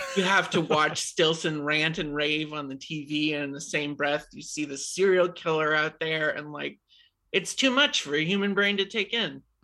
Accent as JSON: {"language": "English", "region": "New Hampshire", "country": "United States", "tie": "born or raised there", "said": "I grew up in New Hampshire."}